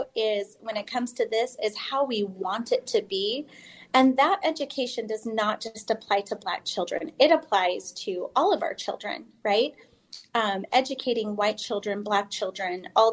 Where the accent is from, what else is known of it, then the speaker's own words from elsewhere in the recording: Utah, United States; I grew up here in Utah